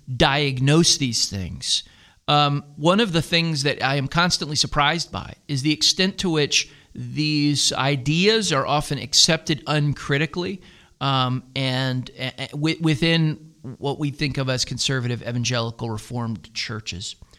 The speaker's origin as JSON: {"language": "English", "town": "Philadelphia", "region": "Pennsylvania", "country": "United States", "moved": "as an adult", "lives_now": "Greenville, United States", "said": "We're both from the Philadelphia area"}